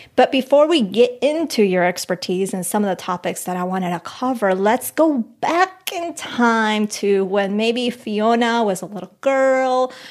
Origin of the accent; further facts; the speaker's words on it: Colombia; moved away; I'm from Colombia, from the mountains.